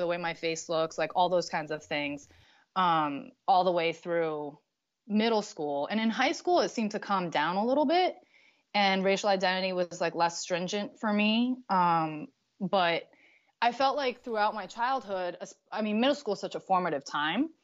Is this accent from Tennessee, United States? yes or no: no; Connecticut, United States; I grew up in Connecticut